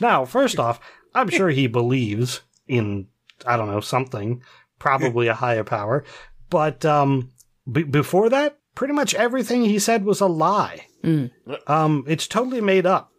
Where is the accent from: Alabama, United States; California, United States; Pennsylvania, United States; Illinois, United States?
Pennsylvania, United States; we're from Pennsylvania